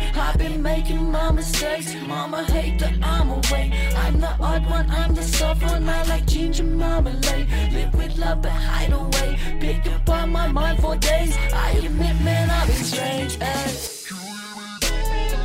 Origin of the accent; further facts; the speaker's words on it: Mullumbimby, New South Wales, Australia; moved away; I moved away from Mullumbimby to pursue my dreams